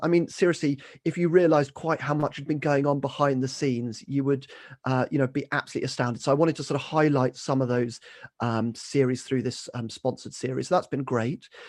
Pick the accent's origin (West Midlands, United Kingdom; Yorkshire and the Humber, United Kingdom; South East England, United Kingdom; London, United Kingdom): South East England, United Kingdom; Kent; grew up in Kent, um, was basically local village